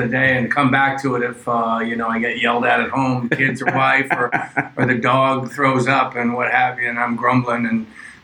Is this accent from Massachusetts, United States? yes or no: yes; Wellesley, Massachusetts, United States; moved away as an adult; also born or lived in Ohio; now in Brooklyn, United States; I grew up in Wellesley, Massachusetts